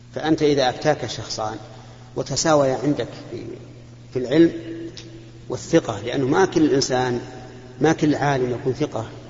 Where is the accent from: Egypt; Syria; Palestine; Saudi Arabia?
Saudi Arabia; هنا عندنا في المملكة العربية السعودية